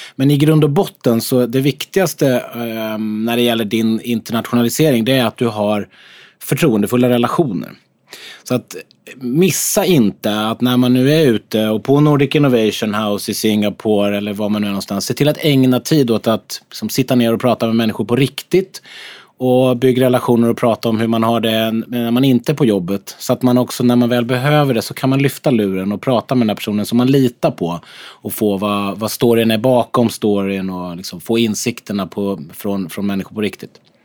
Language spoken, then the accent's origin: Swedish; Sweden; att vi är svenskar